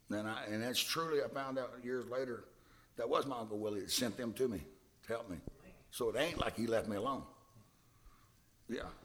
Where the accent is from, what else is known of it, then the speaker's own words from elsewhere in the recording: Hillsboro, Texas, United States; I'm from Hillsboro, Texas, right down the street